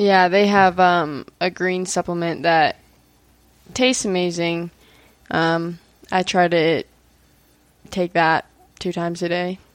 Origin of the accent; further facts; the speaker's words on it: Maryland, United States; now in Utah, United States; I grew up in Maryland